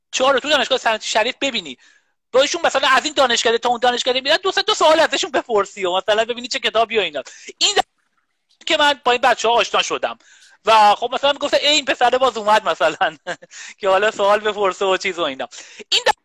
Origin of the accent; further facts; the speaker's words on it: Qazvin, Qazvin Province, Iran; moved away; من بچه قزوین هستم